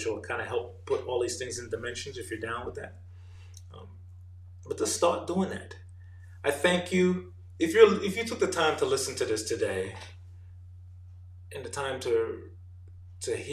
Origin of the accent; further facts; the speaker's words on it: New York, United States; moved away as an adult; also born or lived in Jamaica; now in Atlanta, United States; I am an immigrant from Jamaica, grew up in New York, now living in Atlanta, Georgia.